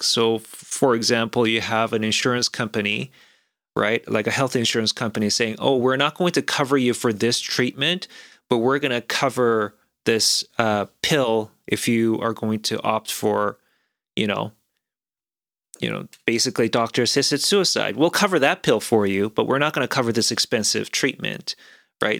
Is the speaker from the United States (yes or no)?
no; South Korea; moved away; I grew up in a slightly different environment growing up in South Korea.